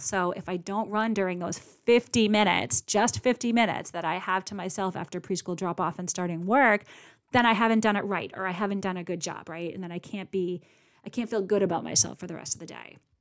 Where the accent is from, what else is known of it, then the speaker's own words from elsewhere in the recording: Boston, Massachusetts, United States; I'm from Boston